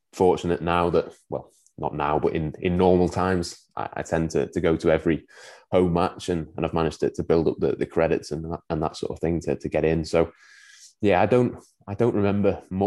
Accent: Winsford, North West England, United Kingdom; So I was born in Winsford in Cheshire, so not a million miles away from Liverpool.

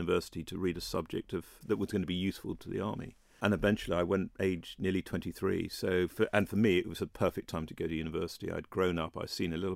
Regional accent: Aldershot, South East England, United Kingdom; moved away as an adult; also born or lived in Wiltshire; now in Isle of Man; I was born in Aldershot, the home of the British Army. My father was a soldier. He was in the Argyll and Southern Highlanders and then the Parachute Regiment and was based in Aldershot. And mum and he had come down from Scotland. And that's where I grew up, in that sort of area, in school in Wiltshire

